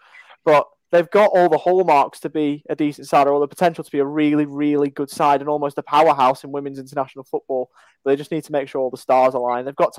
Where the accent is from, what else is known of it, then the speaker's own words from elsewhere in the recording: England, United Kingdom; now in Australia; being obviously English